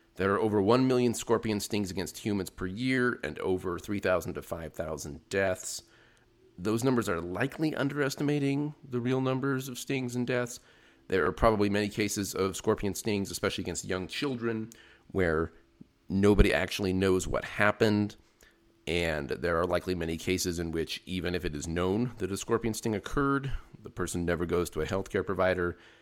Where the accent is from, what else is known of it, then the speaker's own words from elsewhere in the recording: Utah, United States; moved away as an adult; also born or lived in Arizona; now in New Mexico, United States; I grew up in Utah